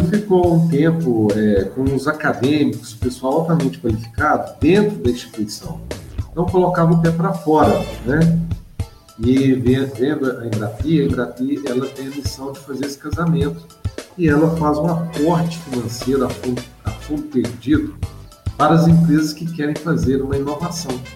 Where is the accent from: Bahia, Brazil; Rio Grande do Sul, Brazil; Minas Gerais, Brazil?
Minas Gerais, Brazil; Campo Belo; eu sou natural né, de Campo Belo, é uma cidade aqui vizinha, cidade de Formiga